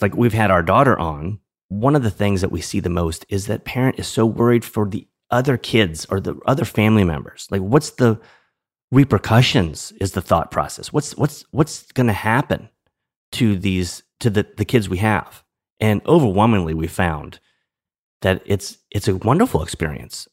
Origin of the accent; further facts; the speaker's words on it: New Orleans, Louisiana, United States; moved away; I'm from New Orleans, originally from New Orleans